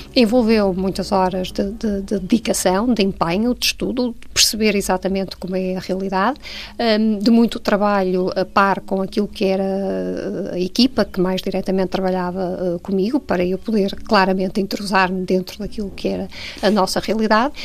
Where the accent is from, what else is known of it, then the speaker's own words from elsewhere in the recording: Porto, Norte, Portugal; nasci no Porto, uh, estudei no Porto, vivi e vivo no Porto